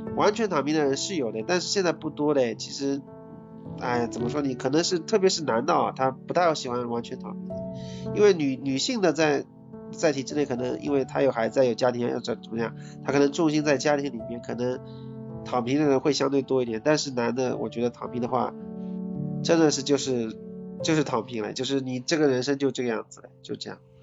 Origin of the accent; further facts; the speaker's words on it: Ningbo, Zhejiang, China; 我是宁波的